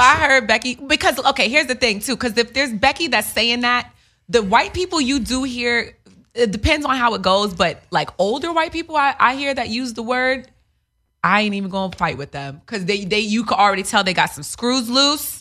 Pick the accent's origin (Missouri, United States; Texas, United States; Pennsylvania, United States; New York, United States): New York, United States; also born or lived in Queens; I grew up in New York. I went to high school and we, no white kids